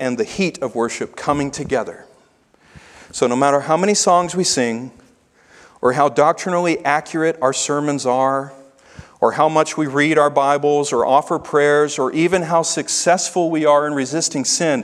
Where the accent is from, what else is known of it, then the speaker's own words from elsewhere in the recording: the South, United States; now in Minnesota, United States; I'm a Southerner